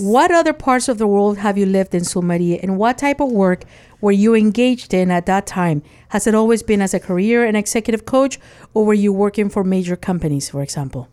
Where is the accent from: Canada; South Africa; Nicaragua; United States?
Nicaragua; moved away; I was born in Nicaragua. And as a child, my house had no AC